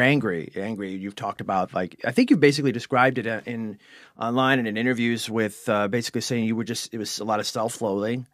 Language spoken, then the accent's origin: English; Cleveland, Ohio, United States; accent: Cleveland; my Cleveland accent